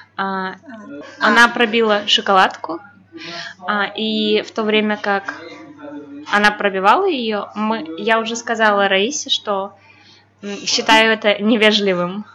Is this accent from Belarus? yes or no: yes; Belarus; я белоруска